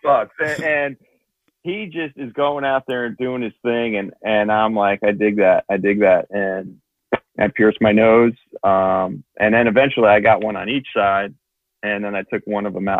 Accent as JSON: {"language": "English", "town": "Toms River", "region": "New Jersey", "country": "United States", "said": "I'm actually from Tom's River in New Jersey"}